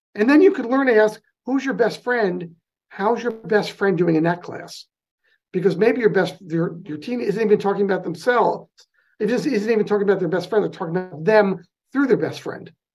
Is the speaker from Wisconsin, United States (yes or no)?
no; New Jersey, United States; accent: New York; now in California, United States; i grew up in the new york market in north jersey just outside of lincoln